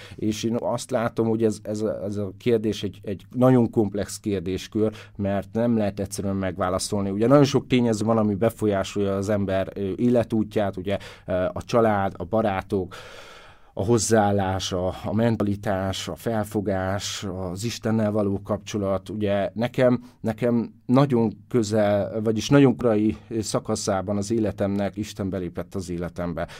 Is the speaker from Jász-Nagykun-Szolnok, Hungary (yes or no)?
yes; Karcag, Jász-Nagykun-Szolnok, Hungary; Karcag, hát Kelet-Magyarország szívébe van, valahol pontosan Debrecen és Szolnok között